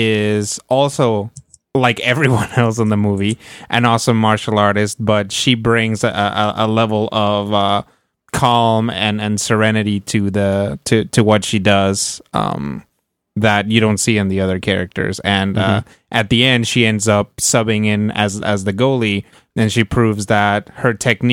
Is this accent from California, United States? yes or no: no; Kansas, United States; As I was growing up in Kansas, I always thought to myself...